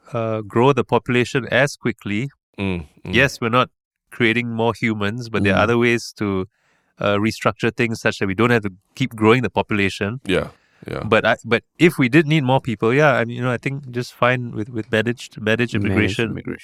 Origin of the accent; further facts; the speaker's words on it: Singapore; born there; I was born in 1977 in Kandang Karabau Hospital.